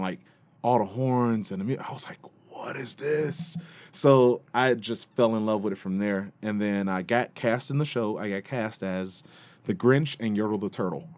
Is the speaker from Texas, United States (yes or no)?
no; Detroit, Michigan, United States; I was born and raised in Detroit